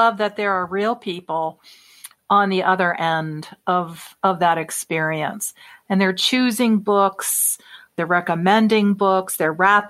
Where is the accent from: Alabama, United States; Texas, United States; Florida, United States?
Florida, United States; across the bay from Tampa; Tampa, Florida, right across the bay from my hometown